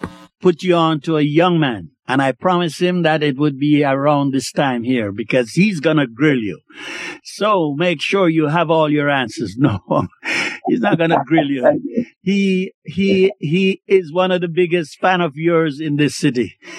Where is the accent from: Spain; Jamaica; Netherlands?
Jamaica; I'm a Jamaican